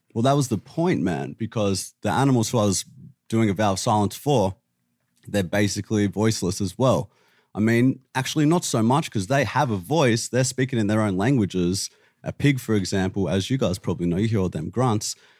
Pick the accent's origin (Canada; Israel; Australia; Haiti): Australia; I'm from Australia